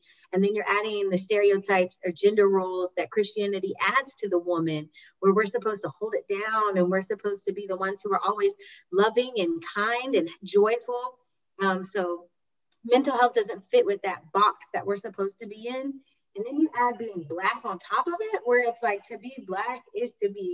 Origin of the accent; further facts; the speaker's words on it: Durham, North Carolina, United States; I'm from Durham, North Carolina, so I'm from the States